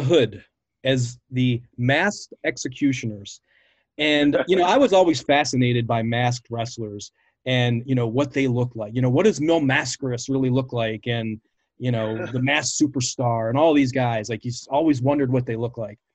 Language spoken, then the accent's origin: English; Baltimore, Maryland, United States; Growing up in Baltimore